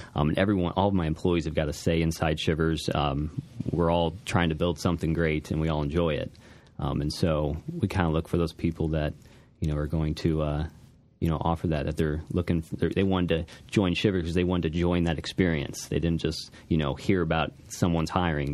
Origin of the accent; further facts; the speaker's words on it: Alton, Illinois, United States; I was born and raised in Alton, uh, just off the street on Albee. Uh, so I've, uh, I've always been here